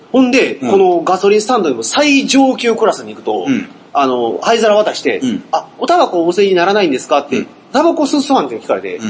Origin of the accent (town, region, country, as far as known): Hyogo, Japan; born or raised there